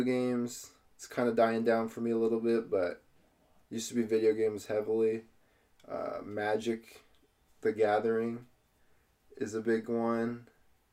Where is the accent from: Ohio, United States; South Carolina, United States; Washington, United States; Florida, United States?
Washington, United States; Wenatchee; I've lived in Wenatchee my entire life.